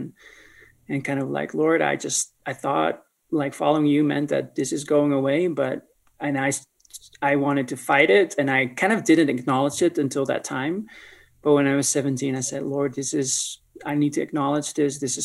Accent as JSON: {"language": "English", "region": "North Holland", "country": "Netherlands", "tie": "born or raised there", "moved": "as an adult", "lives_now": "Colorado Springs, United States", "said": "I grew up in the Netherlands, born and raised from parents who were immigrants from Indonesia."}